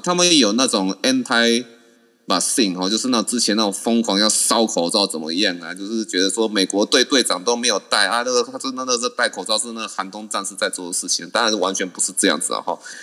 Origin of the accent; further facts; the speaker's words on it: Taiwan; 我们台湾人在美国